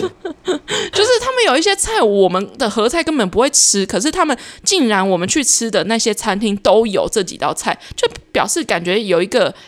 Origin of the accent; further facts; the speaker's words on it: Taiwan; 所有台湾人通病